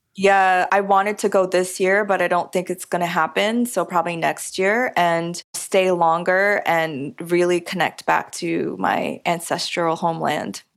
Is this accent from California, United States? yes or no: no; New York, United States; I'm a New Yorker and I grew up eating pizza